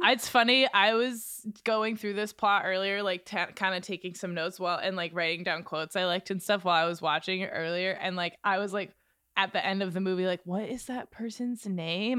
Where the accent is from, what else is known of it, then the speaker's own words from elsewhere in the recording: Exeter, New Hampshire, United States; Exeter, in my hometown